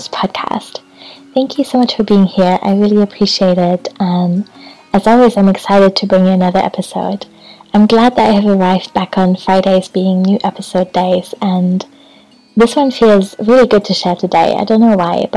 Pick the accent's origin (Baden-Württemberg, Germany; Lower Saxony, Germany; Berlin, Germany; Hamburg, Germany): Hamburg, Germany; also born or lived in Brighton; now in Scotland; Hamburg, which is my hometown